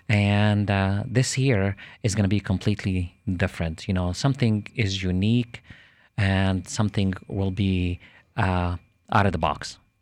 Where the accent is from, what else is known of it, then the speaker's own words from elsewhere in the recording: Jerusalem, Jerusalem District, Israel; now in Lakeland, United States; I'm originally from Jerusalem, Israel